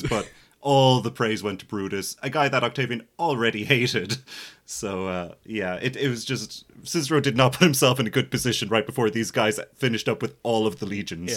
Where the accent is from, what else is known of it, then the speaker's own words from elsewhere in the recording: Ireland; as an Irish millennial